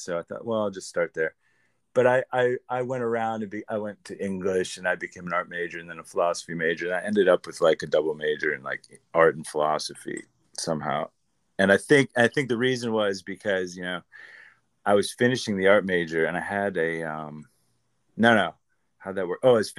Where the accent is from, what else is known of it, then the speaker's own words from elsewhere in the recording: Midwest, United States; now in Los Angeles, United States; Well, I'm from the Midwest. I always start with stuff like that because it kind of grounds the people and who I am, I guess. I was a Midwest kid. I've been in LA for on and off for over a decade now.